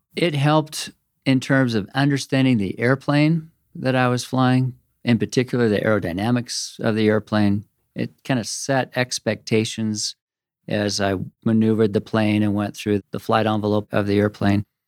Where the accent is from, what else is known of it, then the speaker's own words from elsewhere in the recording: Corvallis, Oregon, United States; also born or lived in Washington; my mother, who was the daughter of a professor where I grew up in Corvallis and Oregon State University